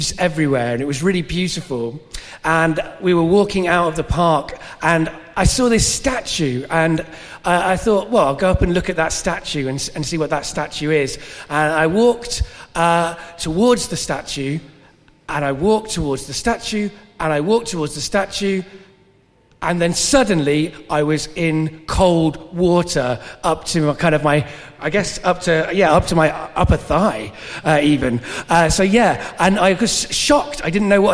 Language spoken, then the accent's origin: English; Coventry, West Midlands, United Kingdom; moved away; also born or lived in North Wales; I used to live in Coventry when I was younger, and I moved there when I was 8, and I moved there from North Wales